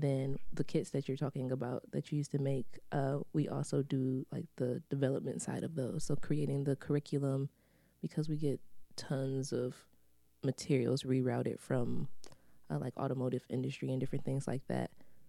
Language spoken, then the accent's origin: English; Michigan, United States; So I grew up in the neighborhood that Arts and Scraps is located. Mm-hmm. I'm from Morningside. I'm from the east side.